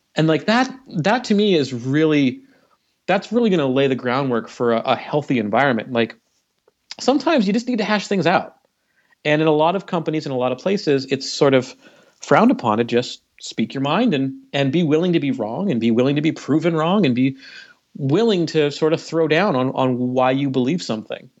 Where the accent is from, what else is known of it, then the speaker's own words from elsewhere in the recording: Canada; now in United States; I'm from Canada